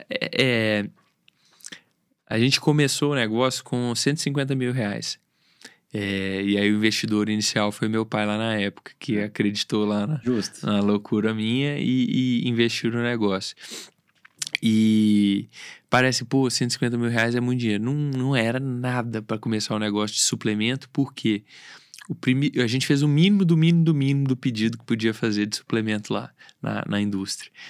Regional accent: Belo Horizonte, Minas Gerais, Brazil; Nasci, moro em Belo Horizonte, mas por que não tentar uma vida no interior, uma vida mais tranquila, né?

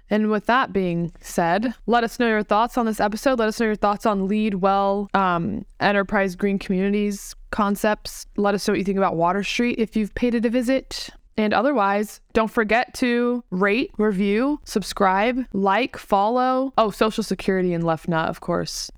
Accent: Tampa, Florida, United States; I was born and raised in Tampa

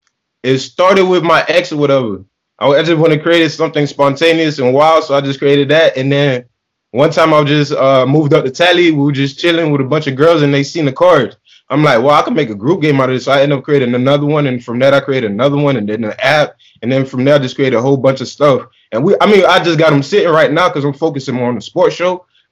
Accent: Bronx, New York, United States; So you know, I'm from Bronx, so I like all of Miami teams.

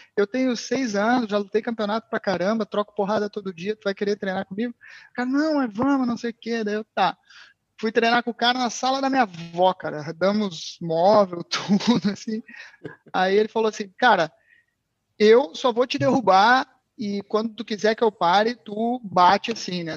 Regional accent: Porto Alegre, Rio Grande do Sul, Brazil; moved away as an adult; now in Portugal; Eu sou de Porto Alegre. Pô, sou de Porto Alegre, pessoal aí de Portugal que não sabe, é sul do Brasil

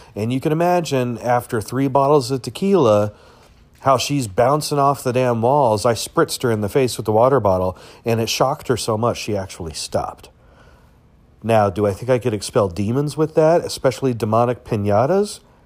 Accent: United States; as an American

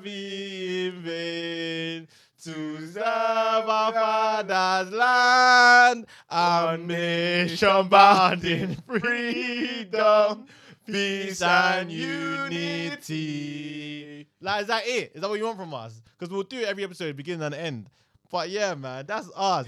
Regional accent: London, United Kingdom; also born or lived in Nigeria; I'm from London

